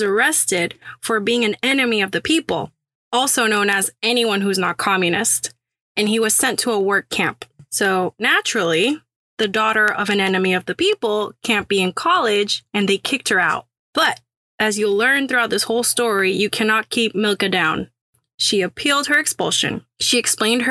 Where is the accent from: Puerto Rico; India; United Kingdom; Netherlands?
Puerto Rico; also born or lived in Syracuse, New York; now in Houston, United States; a Syracuse School of Architecture graduate from Puerto Rico, now sweating in Houston, Texas